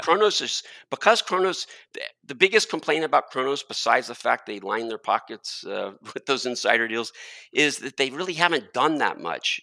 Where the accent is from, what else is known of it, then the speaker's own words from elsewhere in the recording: Texas, United States; being a Texan